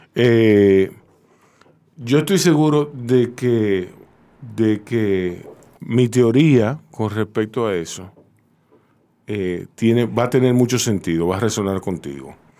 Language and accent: Spanish; Santo Domingo, Distrito Nacional, Dominican Republic; yo me crié ahí en Ciudad Nueva